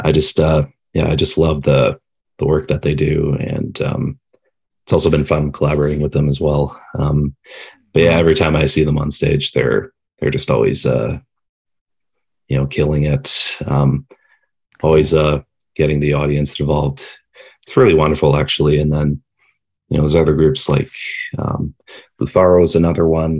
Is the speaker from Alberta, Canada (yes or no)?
no; London, Ontario, Canada; I'm from I'm from the Ontario, London